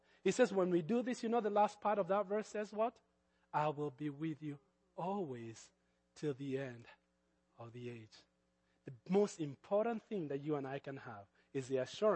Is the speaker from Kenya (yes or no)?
yes; Kenya; accent: Kenyan; That's my Kenyan accent